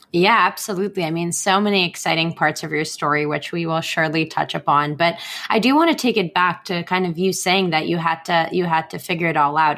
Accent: Israel; moved away as an adult; now in United States; I moved across the world to the United States from my home country of Israel without my family

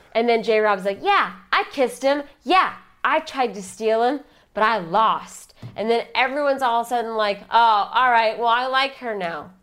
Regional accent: Chicago, Illinois, United States; I'm from Chicago

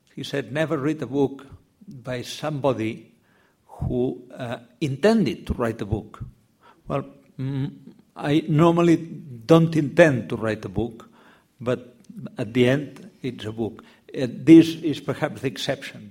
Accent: Catalonia, Spain; English is a second language; I grew up in Catalan. Uh, I suppose the three of us are Catalan, but perhaps in, in different ways. Mm. Uh, when you are a Catalan, you have to explain uh, how much of a Catalan you are. Well, in my case, I was born there, I lived there.

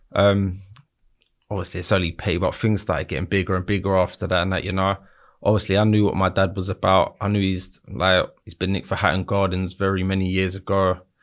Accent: London, United Kingdom; I grew up in Battersea my whole life

